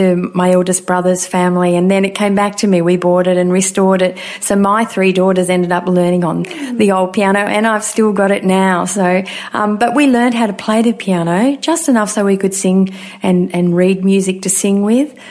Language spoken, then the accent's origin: English; Alstonville, New South Wales, Australia; I was born in Alstonville, northern New South Wales, and I grew up on a farm